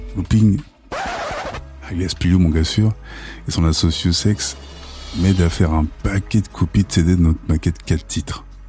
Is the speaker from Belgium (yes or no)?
no; Sarcelles, Île-de-France, France; chez nous, à Sarcelles.